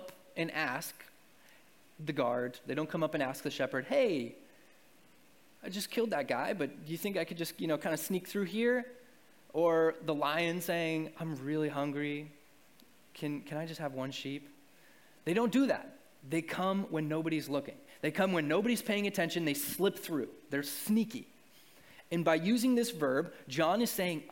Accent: New England, United States; also born or lived in Arkansas; I grew up in New England and I went to 3 years of college in Arkansas

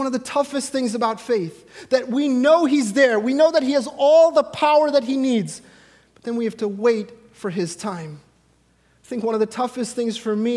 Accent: India; I, as an Indian man

